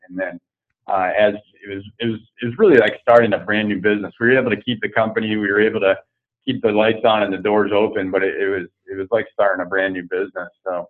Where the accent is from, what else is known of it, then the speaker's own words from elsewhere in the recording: East Coast, United States; I grew up on the East Coast, and I don't hold a candle to some of the guys that I surf with that grew up surfing.